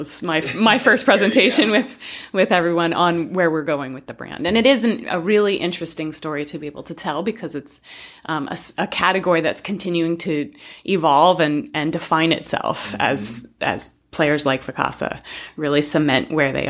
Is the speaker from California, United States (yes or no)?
yes; California, United States; also born or lived in Colorado; Well, I'm actually a West Coaster. I grew up in California.